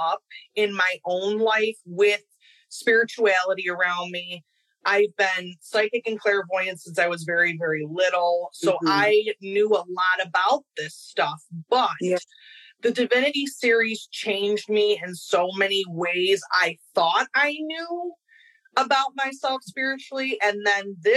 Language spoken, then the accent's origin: English; Rochester, New York, United States; I am from Rochester, New York